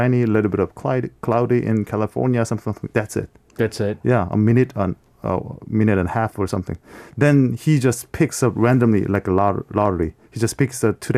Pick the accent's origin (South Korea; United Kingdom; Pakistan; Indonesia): South Korea; Seoul; we the people from Seoul, uh-huh. Seoulites